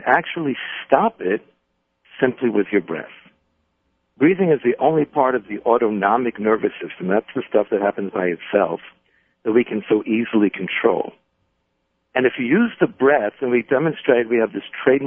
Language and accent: English; New York City, New York, United States; my growing up in the Bronx